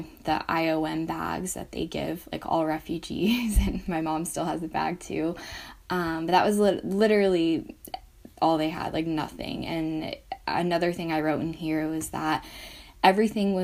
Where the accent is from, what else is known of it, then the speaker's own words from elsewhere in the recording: Atlanta, Georgia, United States; I was born in Atlanta, Georgia.